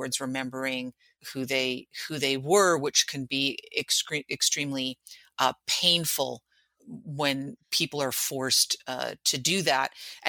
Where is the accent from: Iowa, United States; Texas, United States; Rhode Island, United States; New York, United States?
New York, United States; New York City; And I can tell you that, like, you know, as a New Yorker, I have never been to the 9/11 museum.